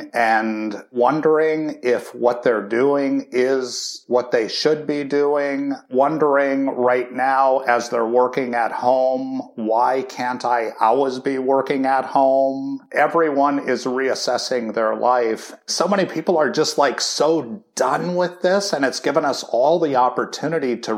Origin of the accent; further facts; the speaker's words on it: Duluth, Minnesota, United States; I grew up in Duluth, Minnesota